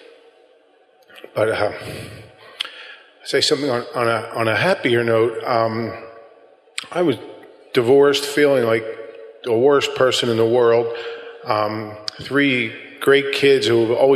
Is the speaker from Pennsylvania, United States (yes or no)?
yes; Philadelphia, Pennsylvania, United States; I grew up in South Philly